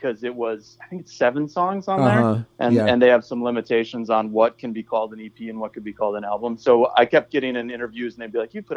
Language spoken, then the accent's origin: English; Orlando, Florida, United States; I grew up in Orlando, Florida, where there's a big like hardcore scene